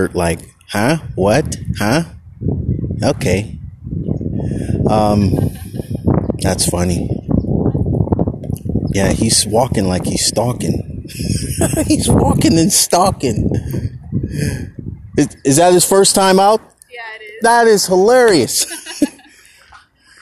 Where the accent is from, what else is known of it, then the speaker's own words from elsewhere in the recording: Oakland, California, United States; I grew up in Oakland